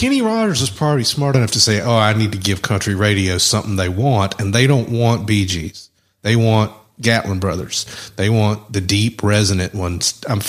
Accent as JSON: {"language": "English", "region": "London", "country": "United Kingdom", "accent": "Cockney", "said": "well, it's talking my Cockney accent, whatever that is."}